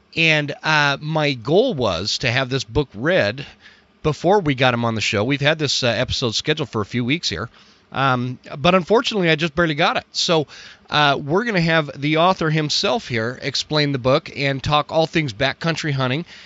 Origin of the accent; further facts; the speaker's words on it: Utah, United States; I grew up in in Utah where it was a lot more prominent to go hunting